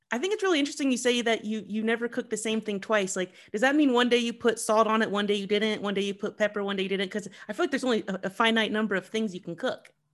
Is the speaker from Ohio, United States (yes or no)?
yes; Columbus, Ohio, United States; moved away; also born or lived in New York; I'm from Columbus, Ohio